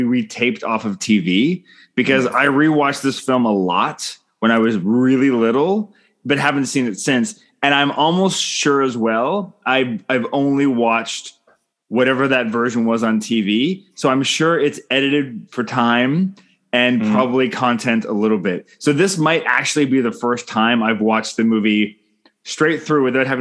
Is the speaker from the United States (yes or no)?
no; Canada; I'm Canadian filmmaker